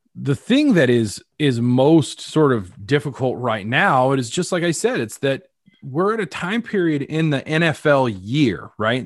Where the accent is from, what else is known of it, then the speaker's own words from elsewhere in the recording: Colorado, United States; now in Chicago, United States; I'm from Colorado